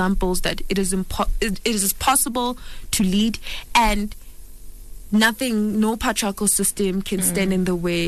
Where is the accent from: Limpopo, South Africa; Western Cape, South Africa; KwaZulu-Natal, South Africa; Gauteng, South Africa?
Gauteng, South Africa; Soweto; I'm from Soweto